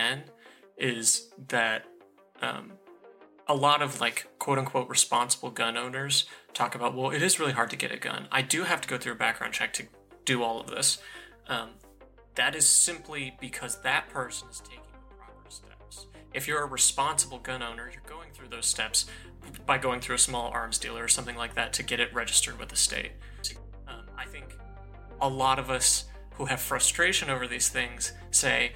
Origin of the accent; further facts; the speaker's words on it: Colorado, United States; I'm from Colorado. School shootings are a really big deal there because of Columbine. You know, ever since I was very young, we had to do active shooter drills